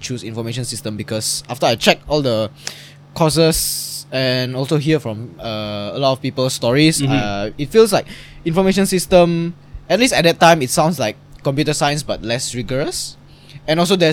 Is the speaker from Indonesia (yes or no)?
yes; Indonesia; now in Singapore; I'm from Indonesia